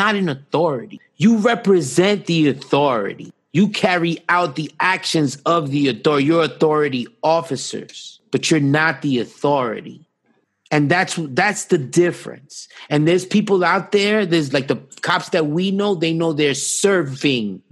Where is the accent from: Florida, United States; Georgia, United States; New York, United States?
New York, United States; I grew up on the Upper East Side